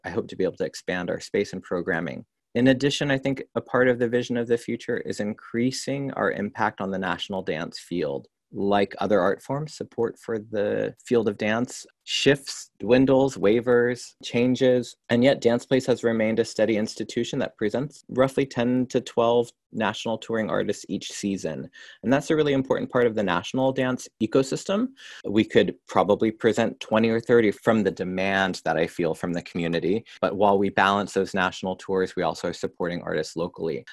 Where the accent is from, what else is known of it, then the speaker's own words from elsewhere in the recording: Orange County, Southern California, United States; in Orange County. And that's where I was born, raised, and grew up